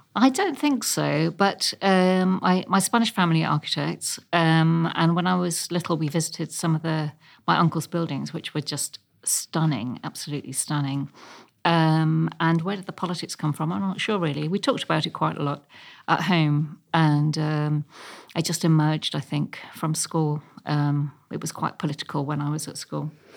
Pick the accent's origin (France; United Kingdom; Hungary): United Kingdom; London; also born or lived in Ealing, London; I was born in Chelsea, just off King's Road before it was posh.